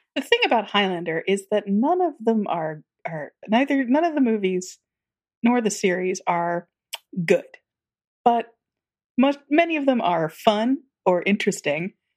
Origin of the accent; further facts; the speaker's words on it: Tennessee, United States; I grew up in Tennessee